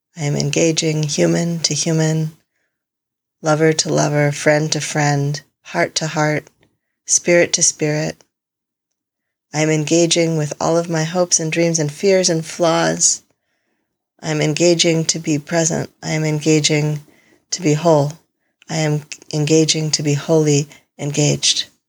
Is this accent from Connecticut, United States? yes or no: yes; Connecticut, United States; moved away; The house I grew up in in Connecticut